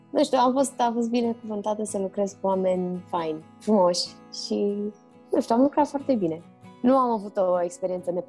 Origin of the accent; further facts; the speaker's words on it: Romania; also born or lived in Barcelona / Turkey; m-am născut în Barcelona, fratele meu în Turcia, așa că noi am crescut printre străini de la o vârstă fragedă. La șase ani mi se pare că ne-am întors din Turcia în România